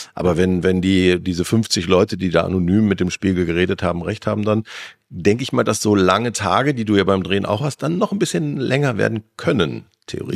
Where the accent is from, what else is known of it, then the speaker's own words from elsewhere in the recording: North Rhine-Westphalia, Germany; ich bin in NRW aufgewachsen